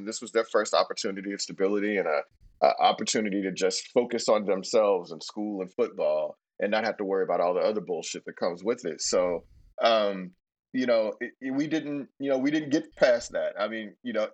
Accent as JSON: {"language": "English", "town": "Houston", "region": "Texas", "country": "United States", "tie": "born or raised there", "said": "I didn't even know people on the other side of town when I was growing up in Houston"}